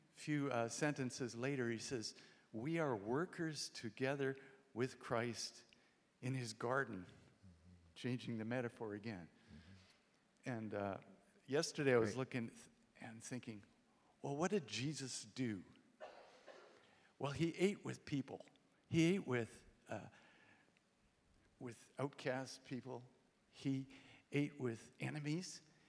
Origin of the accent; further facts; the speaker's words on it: India; born there; I was born in India. … so the expectations for missions were great.